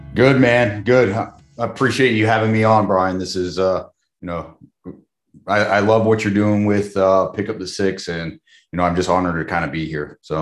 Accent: Charleston, South Carolina, United States; moved away as an adult; also born or lived in Houston; I grew up in Charleston, South Carolina

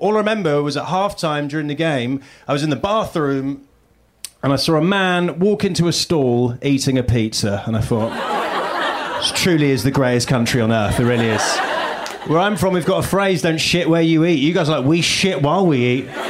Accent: United Kingdom; accent: British; moved away as an adult; now in United States; from the UK

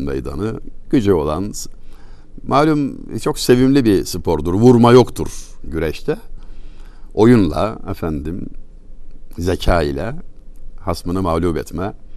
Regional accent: Çameli, Denizli, Turkey; Bizim oralarda Denizli Çameli

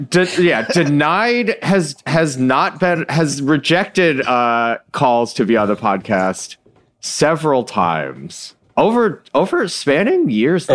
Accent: Michigan, United States; I was born in Michigan

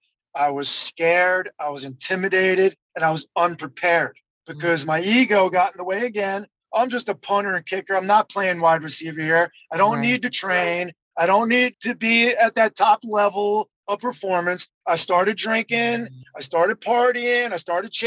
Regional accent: New Jersey, United States; moved away as an adult; also born or lived in Los Angeles / North Carolina; I'm from New Jersey

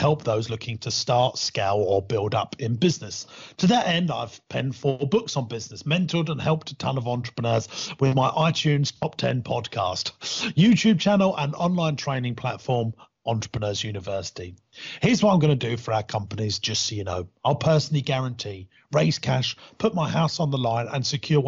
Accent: United Kingdom; I'm British

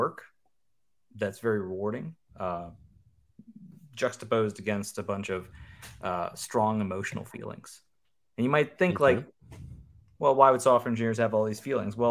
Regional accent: Western Pennsylvania, United States; I'm 40, and I'm from Western Pennsylvania

